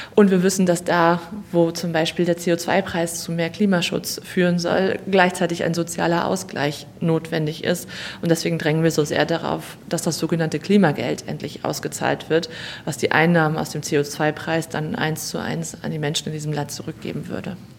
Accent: North Rhine-Westphalia, Germany; in meinem Heimatbundesland Nordrhein-Westfalen

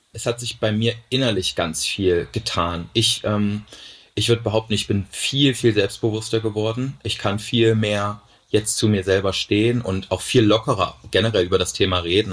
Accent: Thuringia, Germany; moved away as an adult; now in Cologne, Germany; in Thüringen, wo ich herkomme

